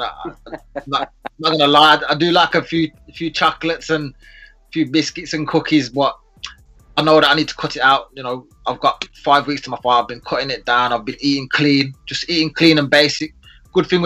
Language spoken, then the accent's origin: English; Birmingham, West Midlands, United Kingdom; also born or lived in Sheffield; I'm from Birmingham, which is a bit further south